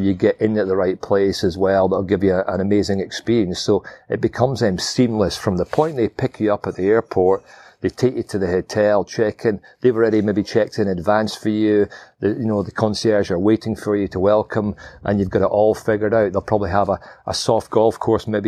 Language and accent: English; St Andrews, Scotland, United Kingdom; Dumbarnie Links, we are 12 miles from St Andrews. That's where I was born and brought up